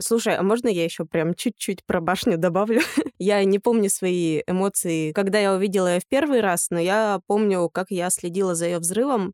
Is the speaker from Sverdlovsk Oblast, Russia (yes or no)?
yes; Yekaterinburg, Sverdlovsk Oblast, Russia; moved away as an adult; also born or lived in Verkhnyaya Pyshma; now in Moscow, Russia; я родом из Верхней Пышмы, если быть точным. Жила я в Екатеринбурге, училась в Екатеринбурге и прожила там, собственно, до двадцати лет